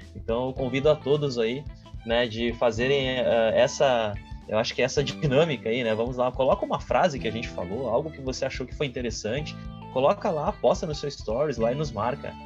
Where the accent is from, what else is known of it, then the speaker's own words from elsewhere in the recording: Rio Grande do Sul, Brazil; also born or lived in Canoas; eu sou daqui do Rio Grande do Sul, tô em Canoas